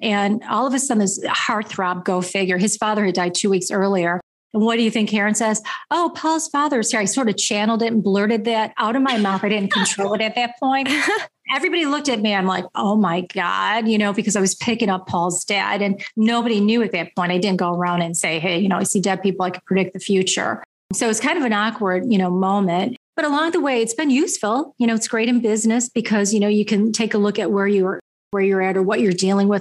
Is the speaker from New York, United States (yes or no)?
yes; Niagara Falls, New York, United States; now in Buffalo, United States; I was born in Niagara Falls, New York, the American side